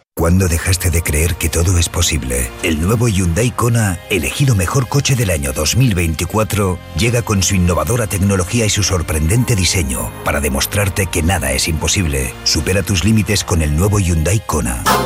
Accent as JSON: {"language": "Spanish", "area": "Huelva", "region": "Andalusia", "country": "Spain", "said": "de Huelva, de mi tierra"}